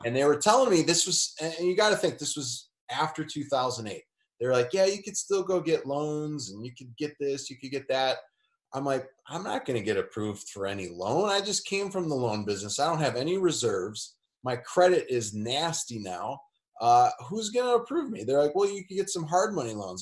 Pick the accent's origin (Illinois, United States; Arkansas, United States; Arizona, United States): Illinois, United States; Elgin; now in Indianapolis, United States; I'm from a suburb, northwest suburbs. I'm from Elgin